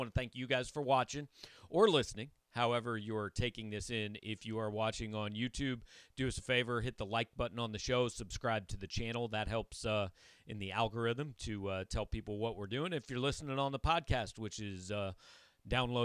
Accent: Kansas City, Missouri, United States; I grew up in Kansas City

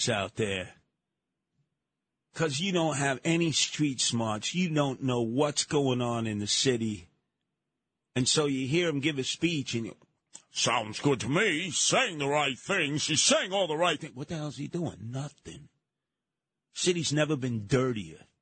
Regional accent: New York City, New York, United States; I grew up in Canarsie, Marine Park.

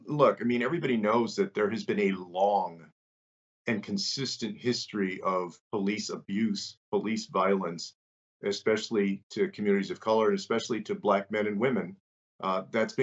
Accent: San Antonio, Texas, United States; In my hometown of San Antonio

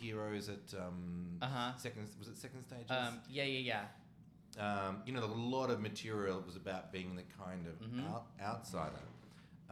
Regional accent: Australia; I, as an Australian

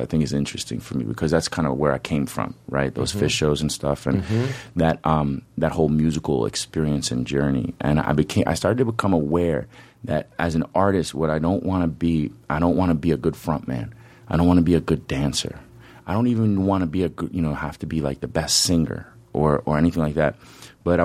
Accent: White Plains, New York, United States; also born or lived in Oregon; now in Nyack, United States; I live in Nyack. I grew up in White Plains

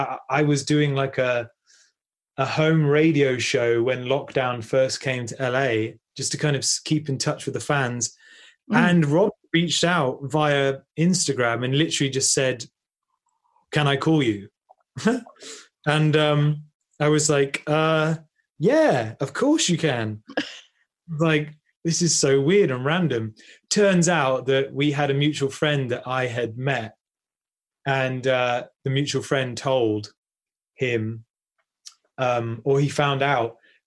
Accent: Bristol, South West England, United Kingdom; I'm actually from Bristol, about an hour's north from here.

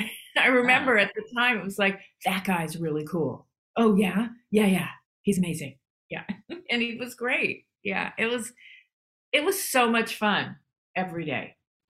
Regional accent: Southern California, United States; I grew up here in Southern California.

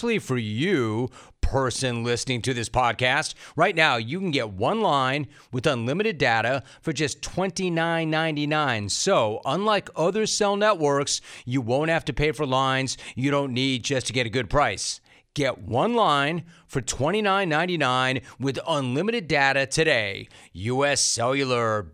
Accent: Los Angeles, California, United States; I grew up in Los Angeles. I was born on the West Side. Then my folks had a factory, so we moved to the Valley

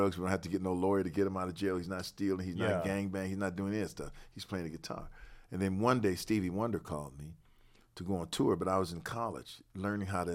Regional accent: Detroit, Michigan, United States; a street called Virginia Park, where I grew up on Virginia Park at that same time period.

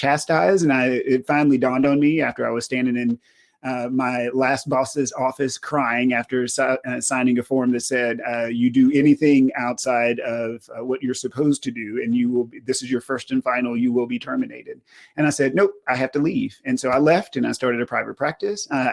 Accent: Lufkin, Texas, United States; moved away as an adult; also born or lived in Kentucky; So I'm originally from East Texas, a small town called Lufkin, Texas. Grew up there

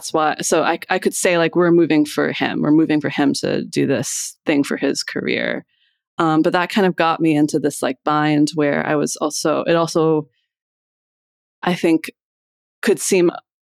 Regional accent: Iowa, United States; moved away as an adult; also born or lived in Boston; now in Philadelphia, United States; I grew up in Iowa and then I moved here to go to college.

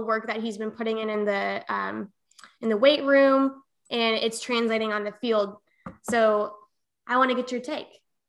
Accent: Minnesota, United States; born there; No, I was born in Minnesota, and my parents grew up in South Dakota.

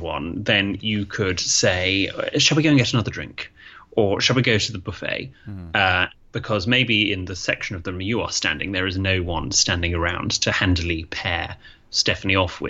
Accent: United Kingdom; in Britain, we don't really

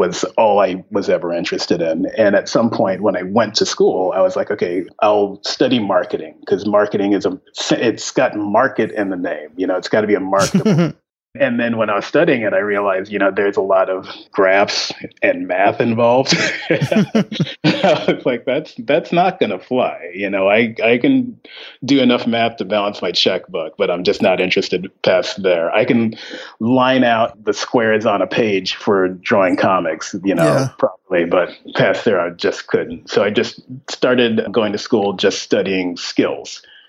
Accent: Ventura, California, United States; also born or lived in Texas; No, I'm originally from Ventura, California, which is about an hour north of LA.

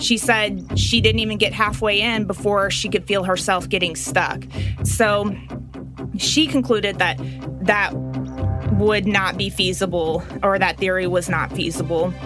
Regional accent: Little Rock, Arkansas, United States; I am from Little Rock

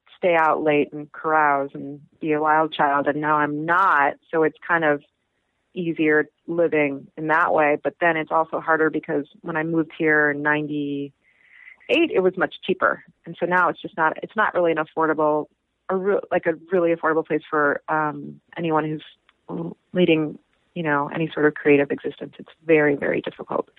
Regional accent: Chicago, Illinois, United States; now in New York, United States; I'm originally from Chicago

